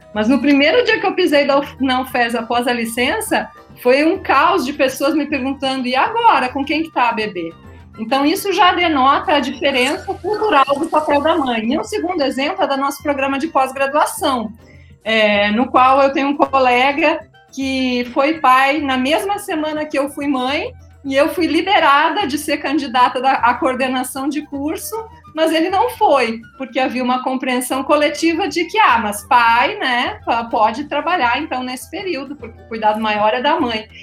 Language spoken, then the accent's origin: Portuguese; Rio Grande do Sul, Brazil; accent: gaúcho; moved away as an adult; also born or lived in Florianópolis; now in Rio Grande do Norte, Brazil; eu sou gaúcha, me formei em ciências biológicas e licenciatura e bacharelado na Universidade Federal do Rio Grande do Sul